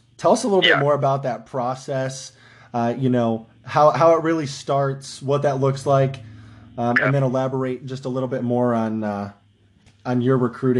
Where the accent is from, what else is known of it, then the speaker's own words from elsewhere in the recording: Ohio, United States; I know we're from Ohio